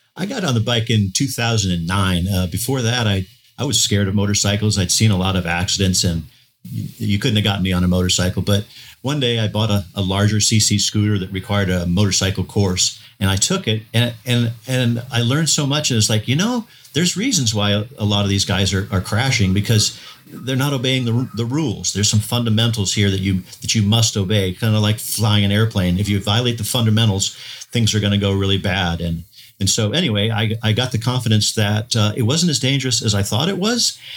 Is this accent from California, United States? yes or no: no; Florida, United States; I'm from, uh, Florida, U S